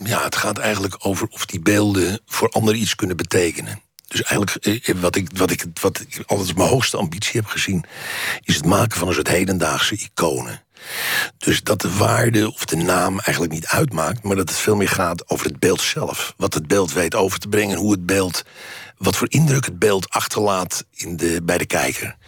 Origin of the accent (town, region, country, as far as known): Netherlands